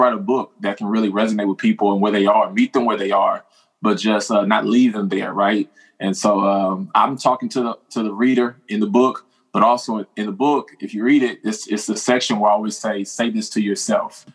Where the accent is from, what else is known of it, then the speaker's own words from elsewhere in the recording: Houston, Texas, United States; born and raised in Houston, Texas